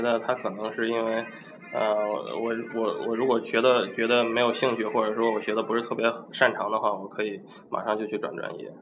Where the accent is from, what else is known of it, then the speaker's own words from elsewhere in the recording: Shandong, China; also born or lived in Washington; 因为我是山东人